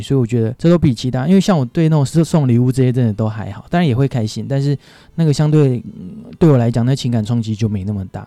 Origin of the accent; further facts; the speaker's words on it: Penghu County, Taiwan; moved away; 我老家在澎湖